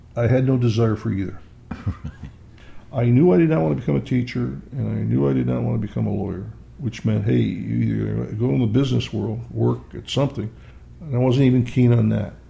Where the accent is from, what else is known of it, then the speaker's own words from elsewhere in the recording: East Rochester, New York, United States; I was born in 1941 in Rochester, New York, but lived in a small suburb called East Rochester